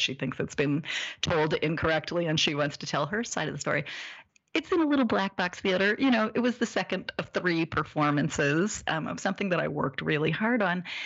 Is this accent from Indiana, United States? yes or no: yes; Indiana, United States; moved away as an adult; also born or lived in New York; growing up in Indiana